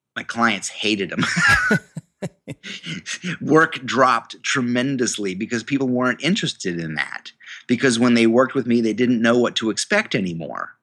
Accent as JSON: {"language": "English", "region": "New York", "country": "United States", "tie": "born or raised there", "said": "I went to the university in my hometown, um, the State University of New York"}